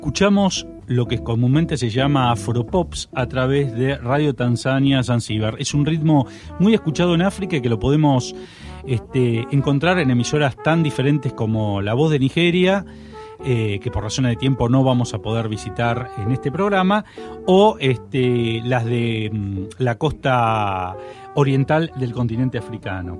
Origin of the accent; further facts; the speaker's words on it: Argentina; desde nuestro país, desde la Argentina